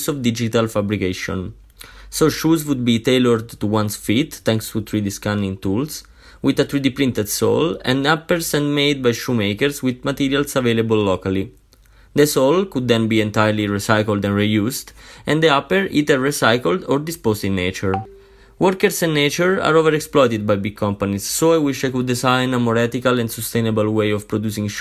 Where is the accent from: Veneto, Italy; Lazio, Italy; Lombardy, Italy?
Lazio, Italy; Viterbo; moved away as an adult; also born or lived in Rome; now in Bolzano, Italy; I come from Viterbo, which is a city in the center of Italy.